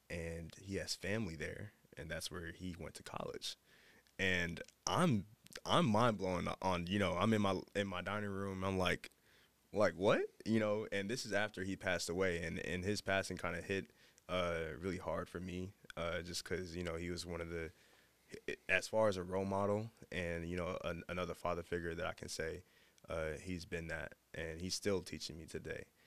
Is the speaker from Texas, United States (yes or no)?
yes; Dallas, Texas, United States; moved away; I'm from Dallas